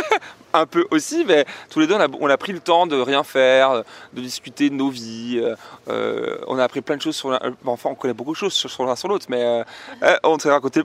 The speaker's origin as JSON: {"language": "French", "country": "France", "said": "on vient de France"}